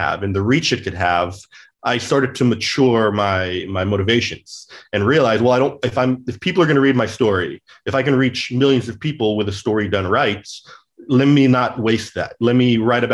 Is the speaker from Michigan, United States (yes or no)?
no; California, United States; also born or lived in St. Louis; I grew up in California